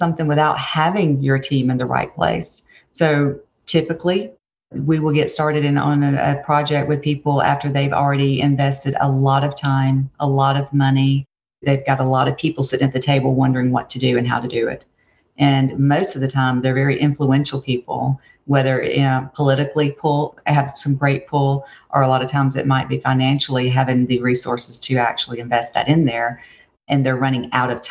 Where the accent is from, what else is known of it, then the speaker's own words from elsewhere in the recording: Opelika, Alabama, United States; I grew up in Opelika, Alabama